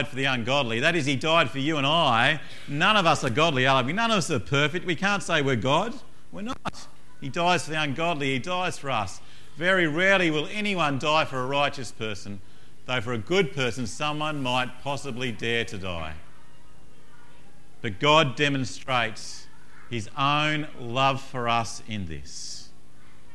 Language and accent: English; Tasmania, Australia; moved away; I come from Tasmania originally